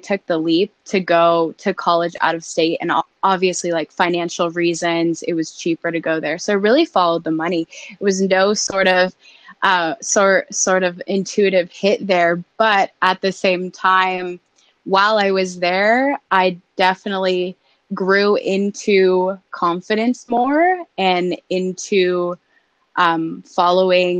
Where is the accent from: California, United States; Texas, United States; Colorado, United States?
Colorado, United States; Denver; also born or lived in Nebraska; I am from Denver, Colorado, born and raised, and grew up pretty normal